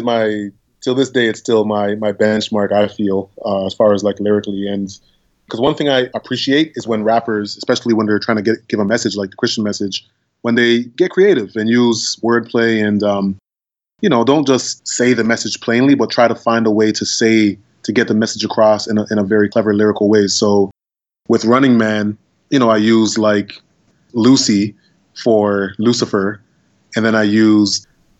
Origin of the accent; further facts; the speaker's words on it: Toronto, Ontario, Canada; Now I go to the States or I go anywhere and I say I'm from Toronto and they're like super excited.